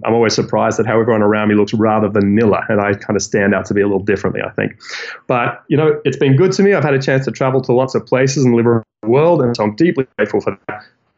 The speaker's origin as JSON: {"language": "English", "region": "New South Wales", "country": "Australia", "said": "I'm from New South Wales, where Sydney is located."}